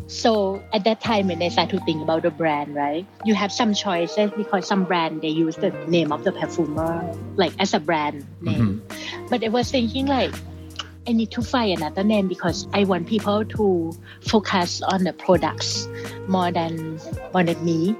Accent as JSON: {"language": "English", "region": "Bangkok", "country": "Thailand", "tie": "born or raised there", "said": "I grew up in Bangkok, Thailand in the 80s"}